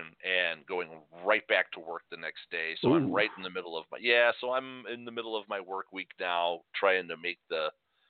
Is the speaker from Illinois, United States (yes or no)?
yes; Chicago, Illinois, United States; growing up in Chicago, it was no big deal going up in the Hancock or in the Sears Tower.